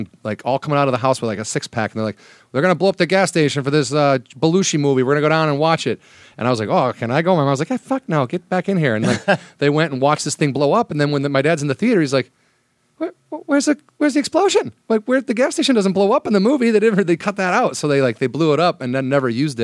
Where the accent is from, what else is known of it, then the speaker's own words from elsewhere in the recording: Illinois, United States; I'm from Illinois